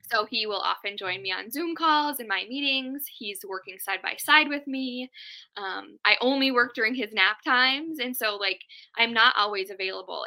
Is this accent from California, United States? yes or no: no; Duluth, Minnesota, United States; I was actually born and raised in Duluth.